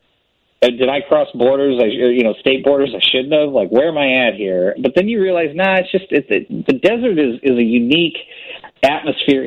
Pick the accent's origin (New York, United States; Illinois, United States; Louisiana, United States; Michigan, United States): Illinois, United States; I grew up in Middle America and Illinois